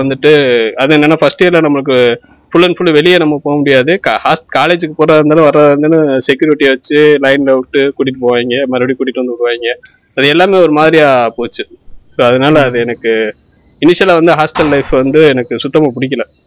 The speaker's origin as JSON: {"language": "Tamil", "town": "Ramanathapuram", "region": "Tamil Nadu", "country": "India", "tie": "born or raised there", "said": "நாங்கள் எங்கள் ஊர்லேருந்து ராமநாதபுரத்துலேருந்து"}